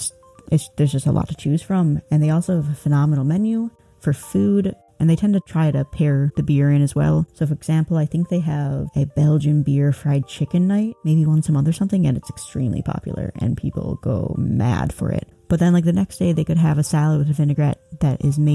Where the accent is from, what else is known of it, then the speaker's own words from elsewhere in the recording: Illinois, United States; moved away; I am from Illinois originally